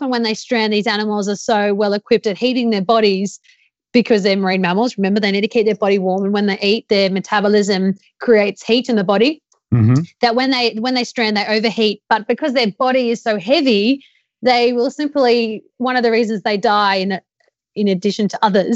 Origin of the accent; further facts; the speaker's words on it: Australia; I'm Australian.